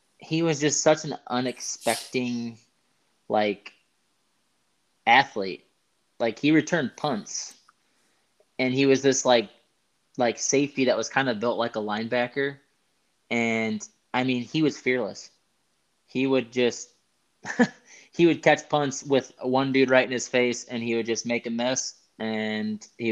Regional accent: West Michigan, United States; we're both from West Michigan

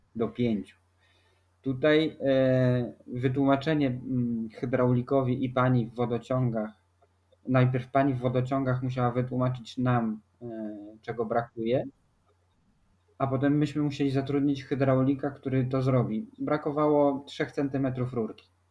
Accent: Warsaw, Masovian Voivodeship, Poland; moved away as an adult; also born or lived in Rota, Spain; bo jesteśmy z Warszawy.

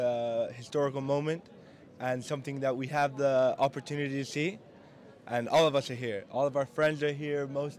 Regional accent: Spain; moved away as an adult; now in Edinburgh, United Kingdom; we are all from Spain, and we study here in the University of Edinburgh. And we came yesterday

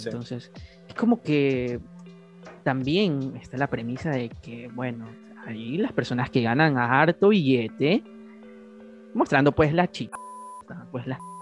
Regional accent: Guayaquil, Guayas, Ecuador; Somos de Ecuador, de Guayaquil

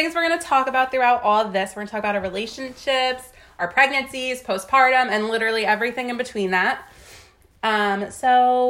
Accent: Hopatcong, New Jersey, United States; so we grew up in Sussex County in Hopatcon.

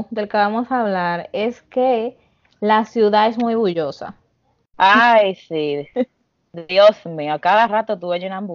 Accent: Dominican Republic; now in New York, United States; somos New Yorkers, pero somos dominicanos que ya estamos aquí

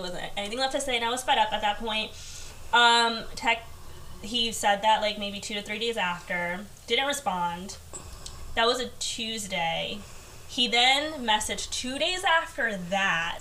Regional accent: New York City, New York, United States; I was born in Queens.

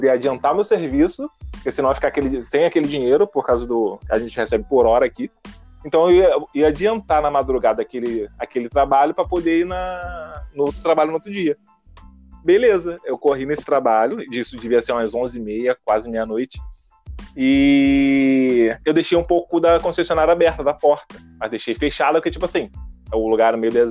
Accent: Rio de Janeiro, Brazil; E como a gente tá falando, eu vim do Rio de Janeiro.

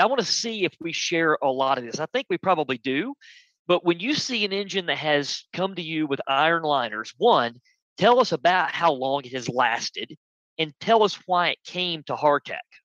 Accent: United States; I'm American

